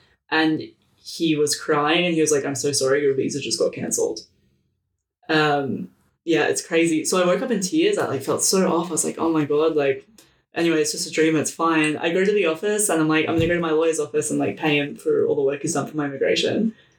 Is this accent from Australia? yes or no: yes; Australia; moved away as an adult; now in Montreal, Canada; I'm actually from Australia. I live in Montreal.